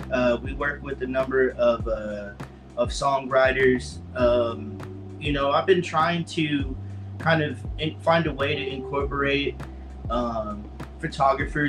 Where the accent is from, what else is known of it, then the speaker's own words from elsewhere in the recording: Fort Worth, Texas, United States; I'm from Fort Worth, Texas, born and raised.